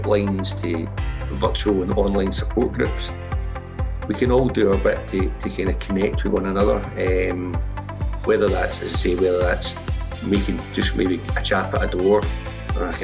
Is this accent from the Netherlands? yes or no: no; Glasgow, Scotland, United Kingdom; now in Edinburgh, United Kingdom; I'm from Glasgow originally